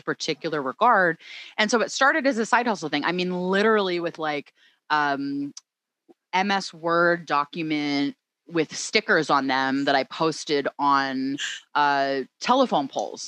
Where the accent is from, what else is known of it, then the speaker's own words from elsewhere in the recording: Philadelphia, Pennsylvania, United States; moved away as an adult; also born or lived in Oakland, California; now in Los Angeles, United States; I'm from the Philadelphia area. I grew up that's in the Philadelphia right. suburbs